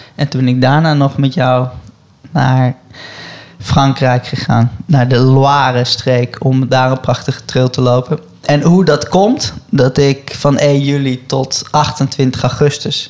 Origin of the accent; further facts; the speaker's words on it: Netherlands; als Nederlander